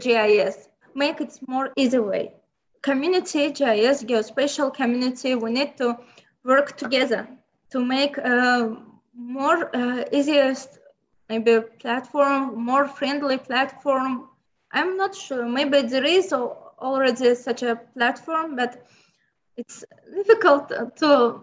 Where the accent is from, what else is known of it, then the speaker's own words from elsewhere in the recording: Baku, Azerbaijan; first language Azerbaijani and Lezgi; English is a second language; In Baku, Baku City, capital of Azerbaijan Republic, and my hometown